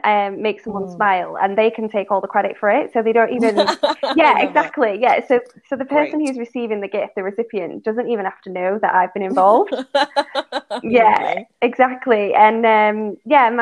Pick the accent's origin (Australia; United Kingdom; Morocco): United Kingdom; Manchester, North West England; moved away as an adult; also born or lived in London; I'm actually from Manchester in the north, and I moved down to London in the south